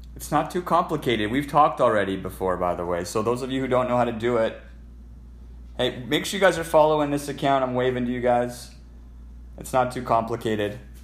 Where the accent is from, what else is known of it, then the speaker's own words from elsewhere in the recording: Alberta, Canada; I'm a Canadian, so je parle en français. I'm from Alberta.